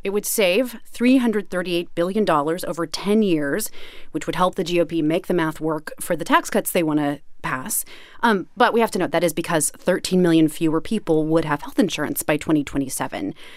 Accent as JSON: {"language": "English", "town": "Kansas City", "country": "United States", "tie": "born or raised there", "said": "I grew up in Kansas City"}